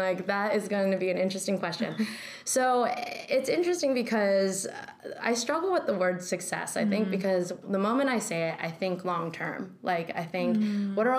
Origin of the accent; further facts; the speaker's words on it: Northern California, United States; moved away as an adult; now in New York, United States; born and raised in California. Totally. I'm from Northern California